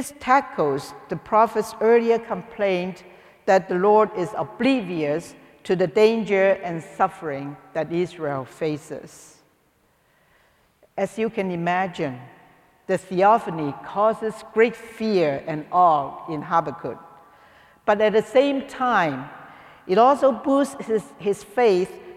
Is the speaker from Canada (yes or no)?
no; Hong Kong; moved away; I came from Hong Kong